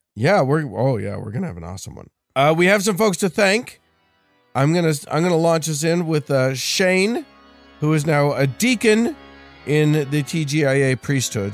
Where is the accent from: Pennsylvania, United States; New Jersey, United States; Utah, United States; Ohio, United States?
Utah, United States